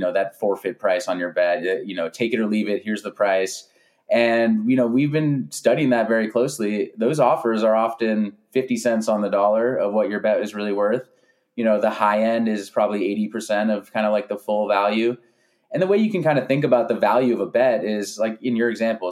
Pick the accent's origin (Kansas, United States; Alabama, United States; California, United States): California, United States; San Francisco Bay Area; moved away as an adult; now in Los Angeles, United States; I grew up in California, grew up in the San Francisco Bay Area.